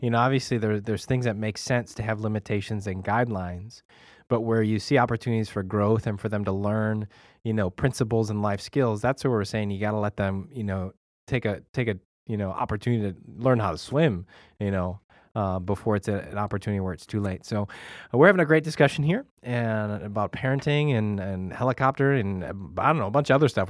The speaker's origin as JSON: {"language": "English", "town": "Chicago", "region": "Illinois", "country": "United States", "tie": "born or raised there", "said": "grew up in Chicago"}